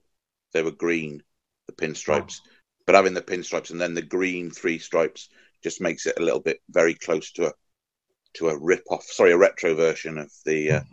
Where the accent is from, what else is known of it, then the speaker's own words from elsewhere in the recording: Wales, United Kingdom; Don't think you can really get much better than that, really, as a Welshman.